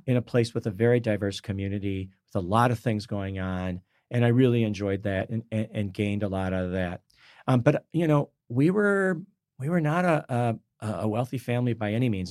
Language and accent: English; Michigan, United States; I grew up in Michigan